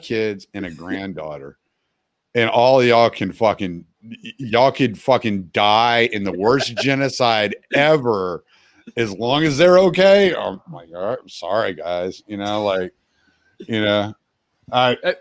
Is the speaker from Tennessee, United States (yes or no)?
no; Louisiana, United States; moved away; I'm from Louisiana originally.